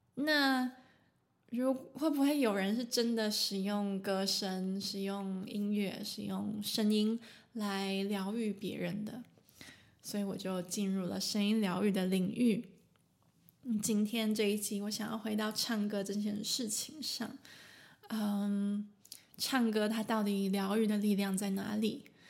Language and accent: Chinese; Taiwan; now in Germany; 我住在德国，但是我来自台湾